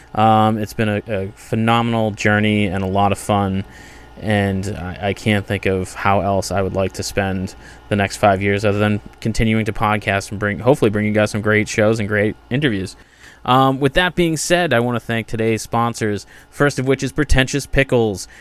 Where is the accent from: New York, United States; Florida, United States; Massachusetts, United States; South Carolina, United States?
Massachusetts, United States; I grew up in Massachusetts, small suburban town